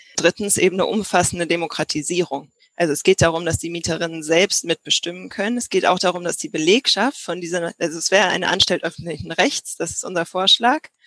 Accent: Berlin, Germany; ich komme aus Berlin, meine Eltern wohnen hier, mein Bruder wohnt hier

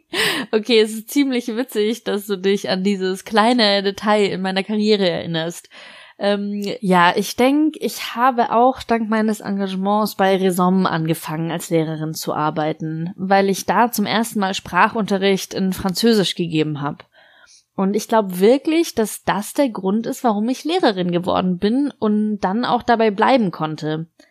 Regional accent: Lebanon; moved away as an adult; now in France; in meiner Kindheit und Jugend im Libanon

